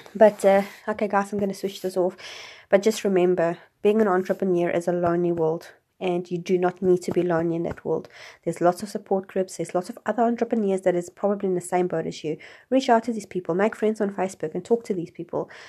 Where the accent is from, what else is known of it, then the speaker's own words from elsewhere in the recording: South Africa; growing up in South Africa